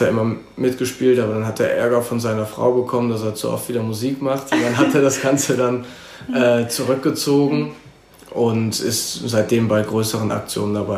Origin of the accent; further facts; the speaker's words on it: Cologne, North Rhine-Westphalia, Germany; ich bin in Köln geboren, 1994, ähm, wohne seitdem in Mauenheim.